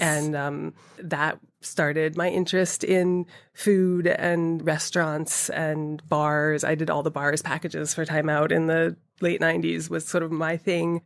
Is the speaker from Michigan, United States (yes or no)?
no; Boston, Massachusetts, United States; also born or lived in Atlanta, Georgia; I grew up, I was born in Atlanta and then my parents moved to Boston uh, when I was seven, I suppose, so the suburbs of Boston